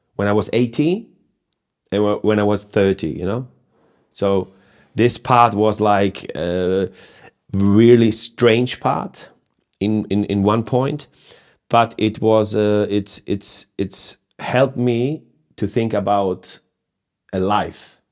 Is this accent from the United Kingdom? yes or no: no; Hamburg, Germany; I, I was born in Hamburg. I live in Hamburg now still.